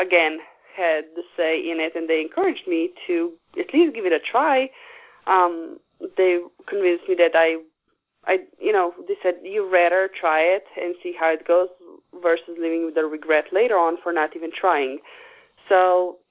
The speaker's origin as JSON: {"language": "English", "country": "Slovenia", "also_born_or_lived": "Brooklyn", "moved": "as an adult", "said": "in Europe, that's where I'm from Slovenia"}